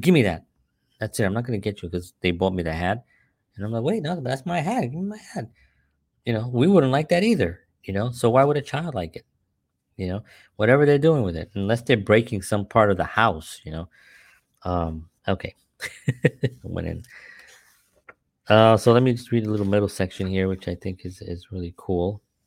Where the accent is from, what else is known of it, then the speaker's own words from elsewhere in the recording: New York City, New York, United States; growing up in the Bronx